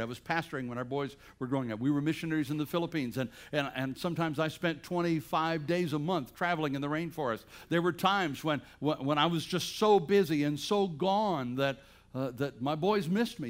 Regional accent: Bladensboro, North Carolina, United States; moved away; I'm from Bladensboro, North Carolina

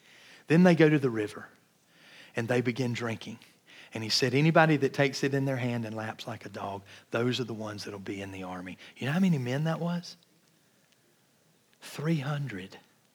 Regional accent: Georgia, United States; I grew up in Georgia near Atlanta and gone to Six Flags dozens of times.

